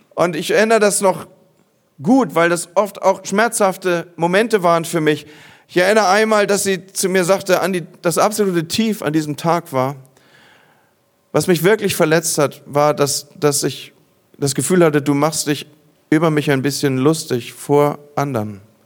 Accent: Northern Germany, Germany; bei uns im Norden

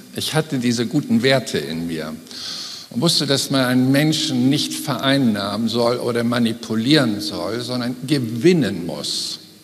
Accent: Germany; als Deutsche

